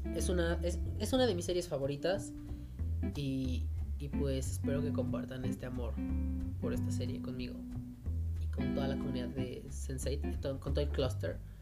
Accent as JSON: {"language": "Spanish", "country": "Mexico", "said": "nosotros como pues, mexicanos y latinoamericanos que somos"}